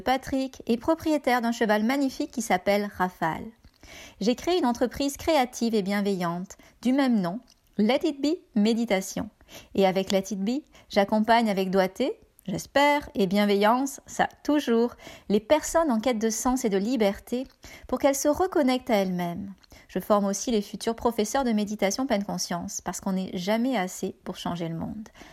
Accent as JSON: {"language": "French", "country": "France", "moved": "as an adult", "lives_now": "Canada"}